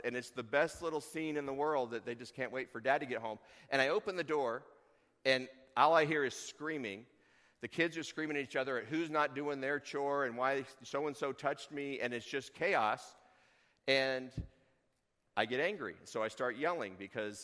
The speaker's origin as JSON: {"language": "English", "town": "Tucson", "region": "Arizona", "country": "United States", "tie": "born or raised there", "moved": "yes", "lives_now": "Chugiak, United States", "said": "growing up in Tucson, I would speak Spanish, but I didn't"}